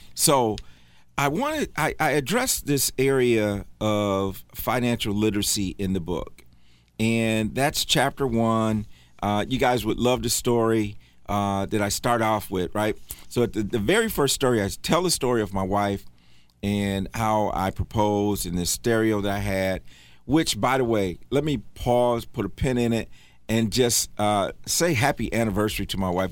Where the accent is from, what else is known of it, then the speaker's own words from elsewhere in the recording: Michigan, United States; now in Charlotte, United States; I'm from Michigan